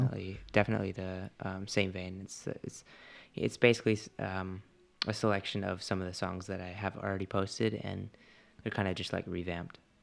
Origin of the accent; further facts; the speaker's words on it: Canada; I'm Canadian